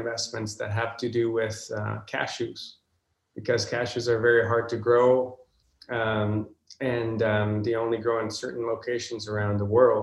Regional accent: Guatemala; moved away as an adult; now in Vancouver, Canada; I do miss my home country, Guatemala.

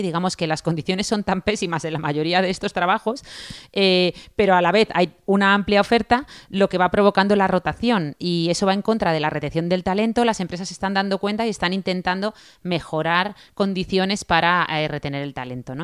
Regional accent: Spain

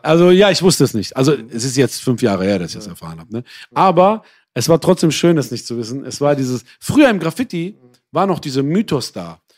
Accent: Essen, North Rhine-Westphalia, Germany; Aber ich bin auch im Ruhrgebiet aufgewachsen

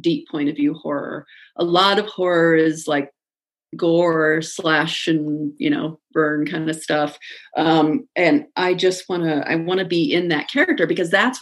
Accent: Midwest, United States; I'm from the Midwest, and I say I'm sorry constantly

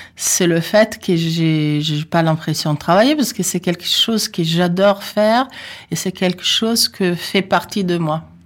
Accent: Italy; French is a second language; moved away as an adult; now in France; j'ai un accent, oui, je suis italienne

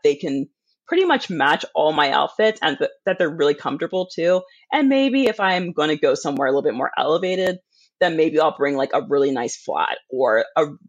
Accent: United States; I'm an American

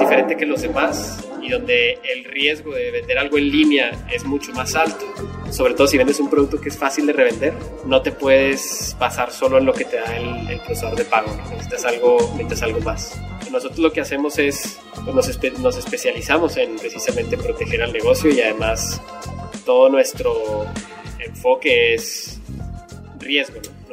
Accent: Mexico; como buenos mexicanos

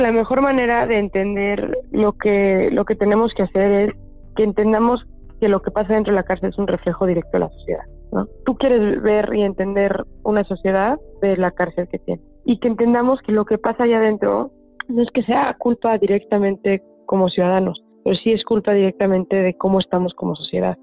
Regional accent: Mexico; pobre de mí como mexicana, que tengo que vivir de esta manera

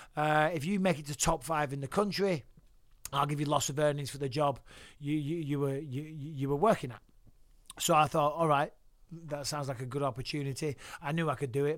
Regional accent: Clitheroe, North West England, United Kingdom; moved away as an adult; also born or lived in Cyprus / Manchester; now in United States; Grew up in Clitheroe, born in Cyprus, uh, on a British army base, so British soil. Uh, moved around a little bit, lived in Clitheroe

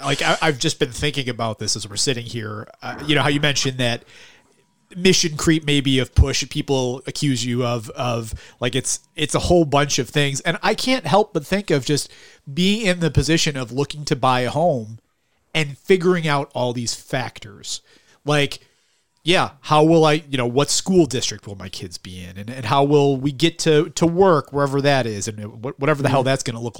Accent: Buffalo, New York, United States; I'm from South Buffalo originally

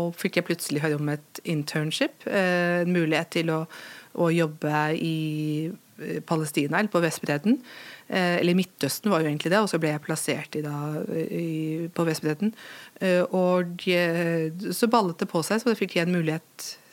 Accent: Lillehammer, Innlandet, Norway; du bærer alt dette med deg i din identitet som, som lillehamring

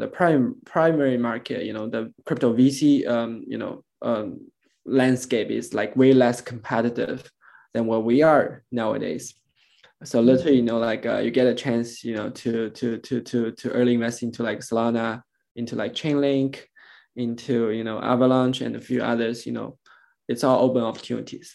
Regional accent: China; I'm born and raised in China

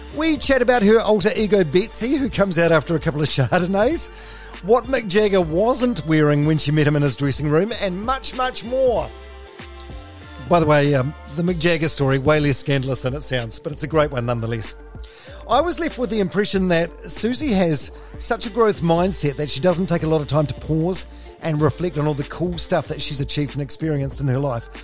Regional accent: Palmerston North, Manawatū-Whanganui, New Zealand; I'm from Palmerston North.

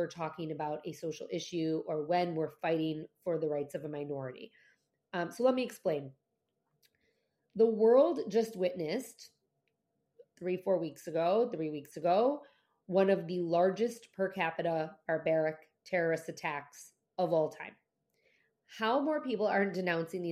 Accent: United States; as an American citizen

